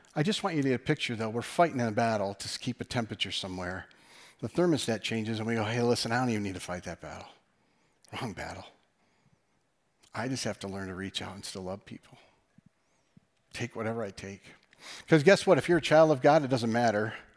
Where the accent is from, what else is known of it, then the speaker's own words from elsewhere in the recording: West Michigan, United States; us being from West Michigan